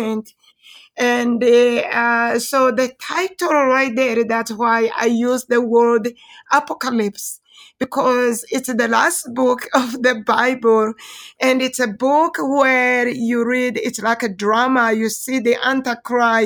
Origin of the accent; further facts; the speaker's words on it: Rwanda; moved away as an adult; now in Denver, United States; originally I'm from Rwanda